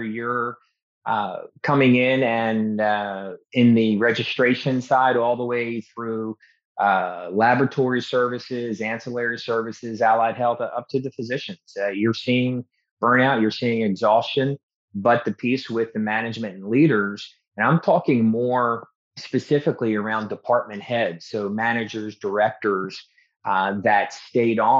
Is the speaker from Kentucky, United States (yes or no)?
no; Baltimore, Maryland, United States; I'm from Baltimore originally, so I'm a Baltimore Raven fan